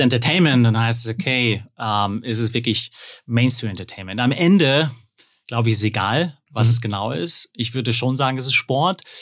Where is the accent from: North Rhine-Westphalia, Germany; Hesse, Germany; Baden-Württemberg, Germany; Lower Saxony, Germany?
North Rhine-Westphalia, Germany; Hückeswagen?; now in Munich, Germany; Geboren und äh, aufgewachsen am Niederrhein, Hüchse und lebe jetzt in München